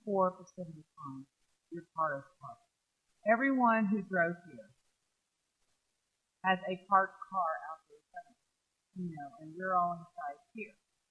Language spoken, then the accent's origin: English; Southeast, United States; now in Oklahoma, United States; You know, we are not, I am from the Southeast. You know, where towns are built around if horse and buggy or walking or something.